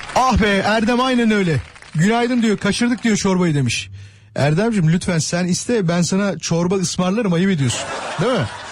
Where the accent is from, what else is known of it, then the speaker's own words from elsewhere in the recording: Kocaeli, Turkey; Kocaeli'de, benim memleketimde